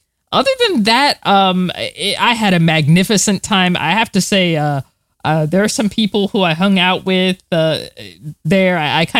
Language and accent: English; Florida, United States; I'm from Florida, so it wasn't really that surprising to me because I'm used to being in the heat and the humidity and all that.